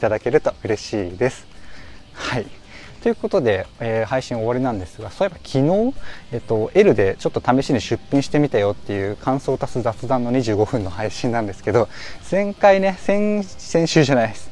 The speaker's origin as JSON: {"language": "Japanese", "town": "Yokohama", "region": "Kanagawa", "country": "Japan", "tie": "born or raised there", "said": "ま僕横浜出身なんですけど"}